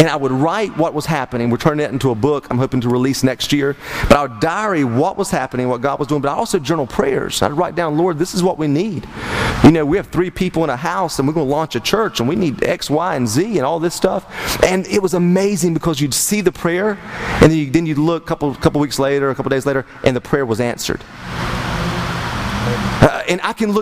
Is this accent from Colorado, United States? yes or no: no; Turkey, North Carolina, United States; I'm from Turkey, North Carolina